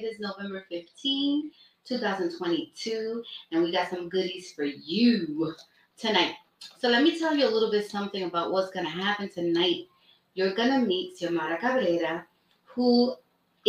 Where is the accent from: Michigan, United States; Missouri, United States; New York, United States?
New York, United States; New York City; also born or lived in Brooklyn; now in Bronx, United States; I was born in Brooklyn, raised in Washington Heights.